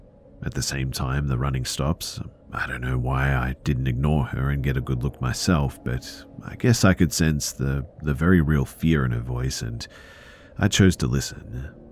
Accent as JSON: {"language": "English", "country": "India", "second_language": "English", "said": "The thing is, too, is that I'm from India, of all places. Nobody ever heard of any Bigfoot in India"}